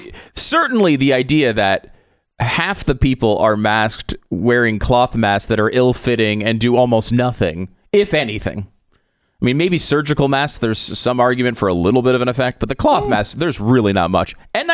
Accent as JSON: {"language": "English", "country": "Canada", "said": "I am a Canadian sports celebrity."}